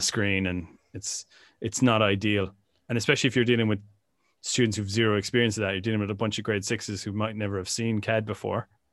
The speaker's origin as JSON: {"language": "English", "country": "Ireland", "tie": "born or raised there", "said": "growing up in Ireland in the 90s"}